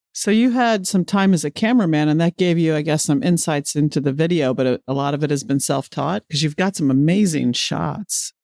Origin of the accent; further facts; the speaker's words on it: Midwest, United States; I grew up in the Midwest